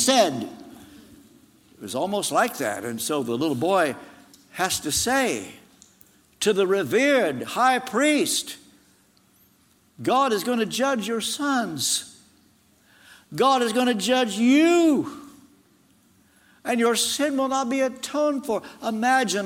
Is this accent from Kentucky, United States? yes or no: yes; Ashland, Kentucky, United States; As a teenager, in my hometown of Ashland, Kentucky